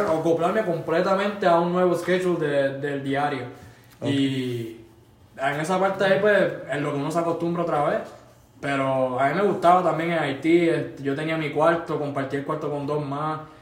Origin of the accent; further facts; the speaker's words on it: San Lorenzo, Puerto Rico; moved away as an adult; now in Alaska, United States; yo soy de San Lorenzo